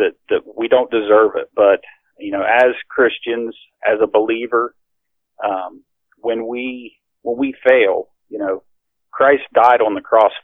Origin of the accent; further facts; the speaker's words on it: near Grafton, West Virginia, United States; I grew up in West Virginia